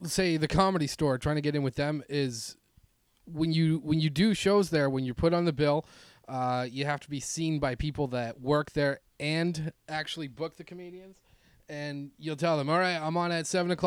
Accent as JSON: {"language": "English", "country": "Canada", "moved": "as an adult", "lives_now": "Los Angeles, United States", "said": "I'm Canadian"}